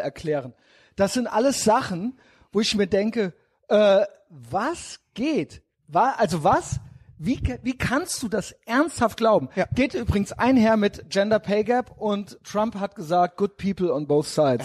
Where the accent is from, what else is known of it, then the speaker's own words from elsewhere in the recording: Germany; wir sind hier in Deutschland, wir sind Deutsche